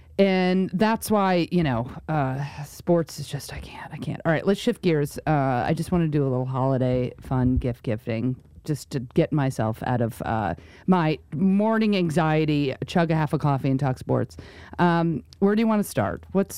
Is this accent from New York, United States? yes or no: yes; New York, United States; now in Los Angeles, United States; we're both from New York